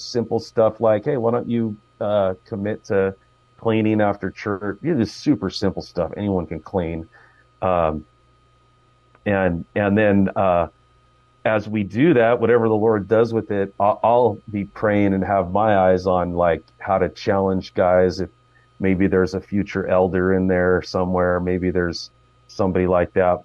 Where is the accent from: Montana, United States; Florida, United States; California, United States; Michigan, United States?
California, United States; Fremont; I grew up in Fremont, uh, been a Bay Area guy my whole life.